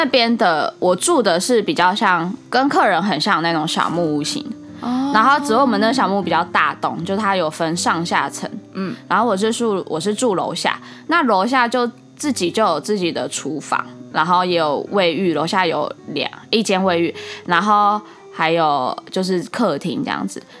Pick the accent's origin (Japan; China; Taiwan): Japan; Chinese is a second language; 我们日本人好像总共，我们我们那一区，我们工跟我们一起工作有两个